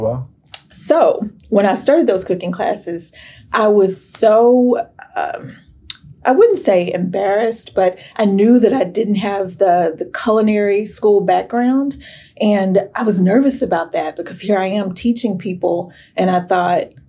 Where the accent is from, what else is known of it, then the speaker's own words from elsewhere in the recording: Sherman, Texas, United States; growing up in Sherman